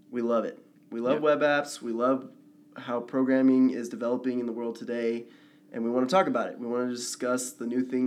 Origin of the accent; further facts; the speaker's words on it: Dallas, Texas, United States; now in Utah, United States; I'm from Dallas, Texas